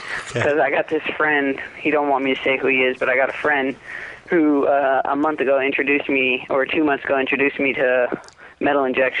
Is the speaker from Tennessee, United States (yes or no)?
yes; Clarksville, Tennessee, United States; I'm from Clarksville, Tennessee.